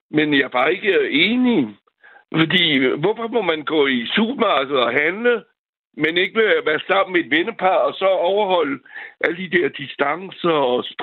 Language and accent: Danish; France; now in Valby, Denmark; ligesom uh, Frankrig, hvor jeg kommer fra.